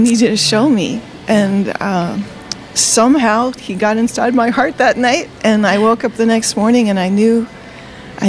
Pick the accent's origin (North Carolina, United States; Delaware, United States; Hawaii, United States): Delaware, United States; also born or lived in Virginia; I grew up in Delaware